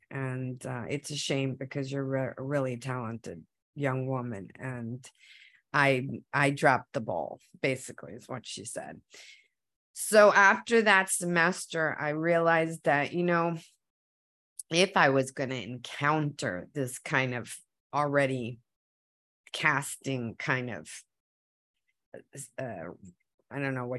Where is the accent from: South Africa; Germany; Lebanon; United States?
United States; first language Spanish; English is a second language; So once I started learning English, I would come home and say, don't talk to me in Spanish because I'm American.